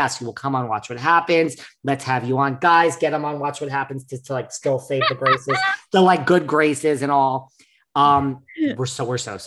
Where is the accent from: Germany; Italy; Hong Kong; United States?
United States; New York City, New York; as a New Yorker